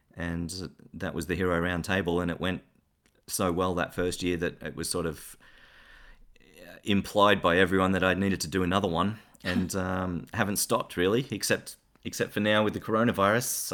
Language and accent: English; Ballarat, Victoria, Australia; moved away as an adult; also born or lived in Geelong / United States; I grew up mostly in Ballarat and Geelong and, and in a little town in between